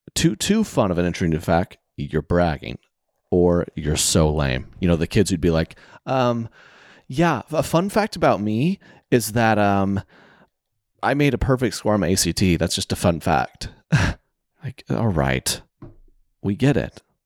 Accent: the South, United States; I'm from the South

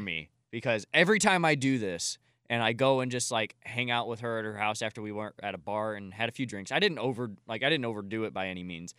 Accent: Collinsville, Illinois, United States; across the street in my hometown on Main Street in Collinsville, Illinois

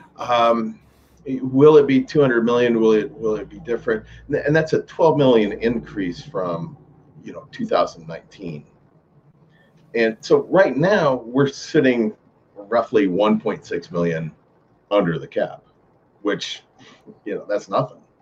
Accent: Nebraska, United States; I growing up in Nebraska, in the middle of Nebraska

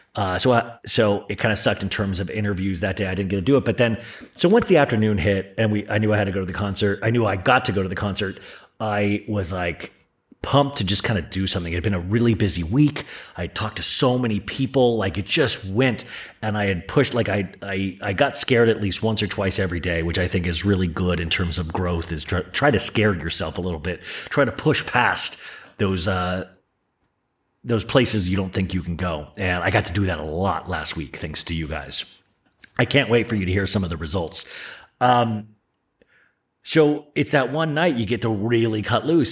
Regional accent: Tempe, Arizona, United States; moved away; a band I grew up with in Tempe, Arizona

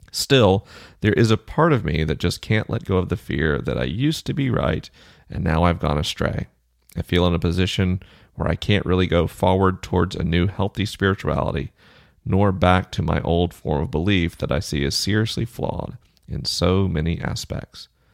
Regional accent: Southeast, United States; moved away; I'm from the Southeast.

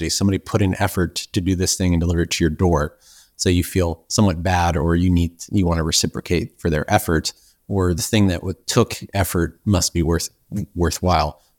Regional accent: Ireland; I'm Irish

